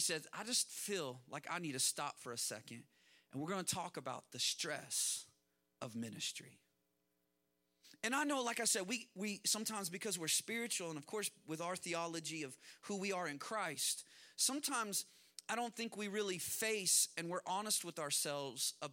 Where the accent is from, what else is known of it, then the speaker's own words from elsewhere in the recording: Kansas, United States; I grew up in Kansas, and when I was in third grade, we had a tornado